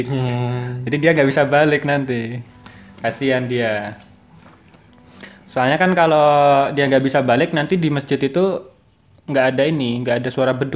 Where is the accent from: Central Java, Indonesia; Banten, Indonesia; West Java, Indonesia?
Central Java, Indonesia; Klaten